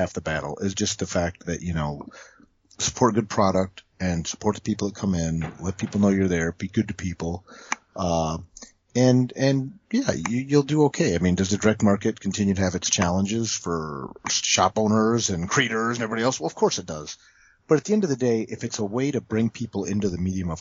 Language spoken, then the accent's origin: English; Toledo, Ohio, United States; I grew up in Toledo. Which is about an hour south of Detroit.